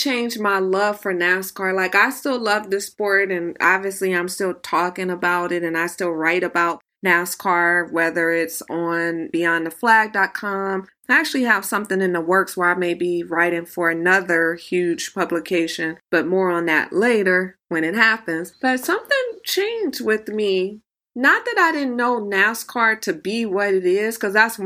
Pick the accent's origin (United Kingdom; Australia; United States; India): United States; Los Angeles, California; also born or lived in Bakersfield, Kern County, California; I grew up in Los Angeles, but I also spent a lot of time in Kern